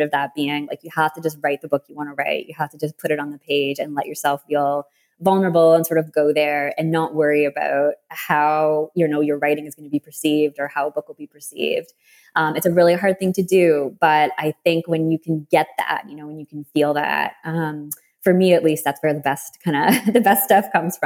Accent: Canada; being the Canadian writer I am

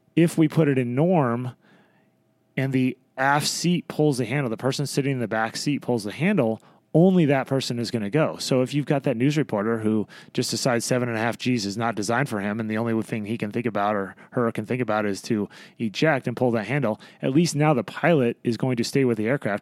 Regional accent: Madras, Oregon, United States; moved away as an adult; grew up in uh, a little town in Oregon called Madras

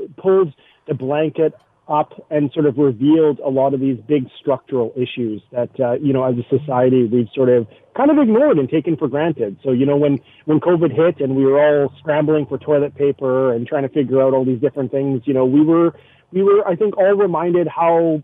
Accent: Winnipeg, Manitoba, Canada; now in Hamilton, Canada; I'm originally from Winnipeg, so I'm used to sort of deep, cold winters

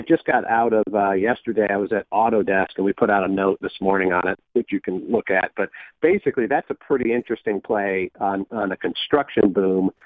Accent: Michigan, United States; where I grew up in Michigan

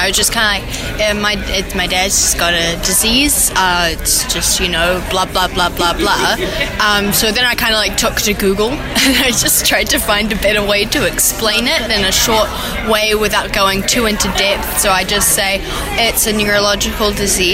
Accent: Auckland, New Zealand; I'm from Auckland, New Zealand

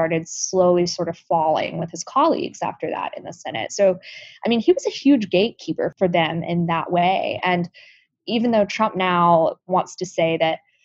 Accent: Tuscaloosa, Alabama, United States; moved away as an adult; now in Washington, D.C., United States; I was born and raised in Alabama

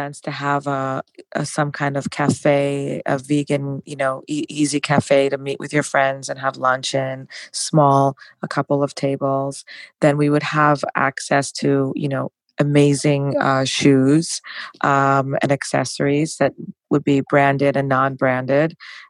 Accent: New York, United States; So I'm from New York. It would have to be authentic.

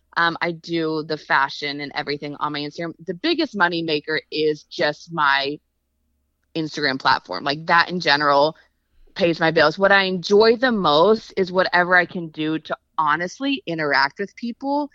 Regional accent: Texas, United States; also born or lived in Los Angeles, United States; now in Nashville, United States; I'm from Texas. I missed my Southern roots

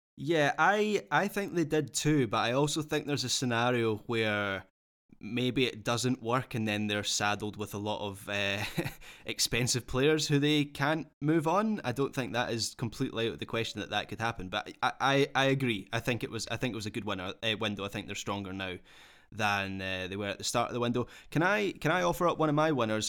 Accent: Scotland, United Kingdom; being a Scot

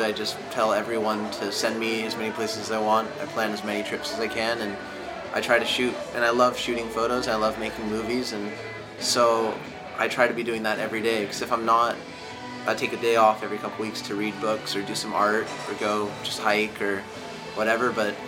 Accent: Santa Barbara, California, United States; now in Los Angeles, United States; I'm from Santa Barbara, but I live now in LA.

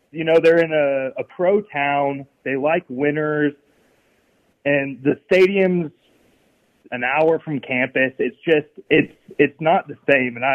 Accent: Southern California, United States; also born or lived in Oxford, Mississippi; now in Nashville, United States; I grew up in Southern California. Ended up going to Ole Miss

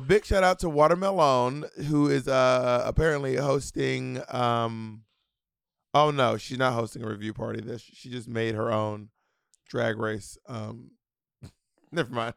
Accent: Georgia, United States; also born or lived in Columbus, Georgia / LaGrange, Georgia / Atlanta, Georgia; I'm from Atlanta, but I, we're from Georgia, but I don't, well, I don't know if you know this, I was actually born in Columbus.

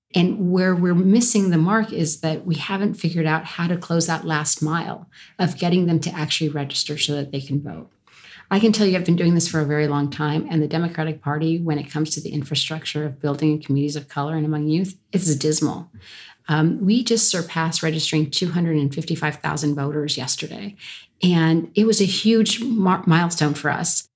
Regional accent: California, United States; growing up in California under Pete Wilson

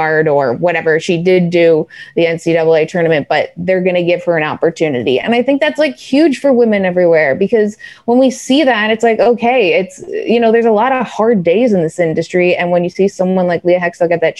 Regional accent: Canada; now in New York, United States; being a Canadian in New York City

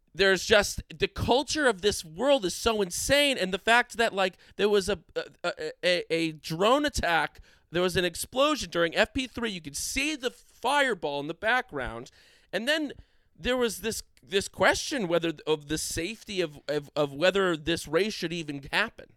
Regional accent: United States; we're American fans

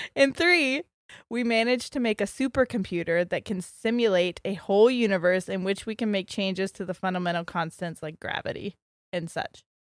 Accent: Ohio, United States; we're from Ohio

